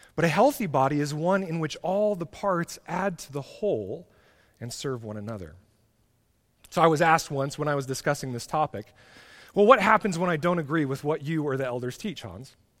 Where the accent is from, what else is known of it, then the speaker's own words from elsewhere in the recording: United States; being an American